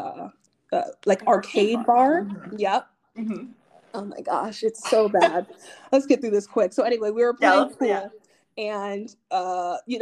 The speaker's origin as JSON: {"language": "English", "country": "Nigeria", "said": "I'm Nigerian."}